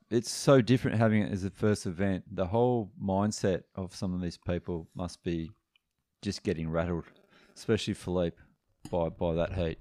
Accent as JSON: {"language": "English", "country": "Australia", "said": "being Aussie blokes"}